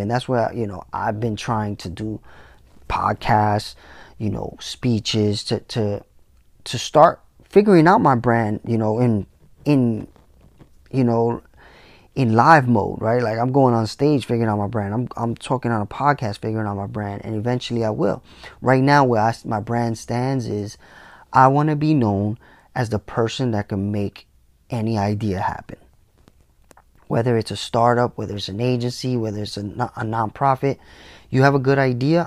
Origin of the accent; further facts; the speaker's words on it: New York City, New York, United States; I came from the Bronx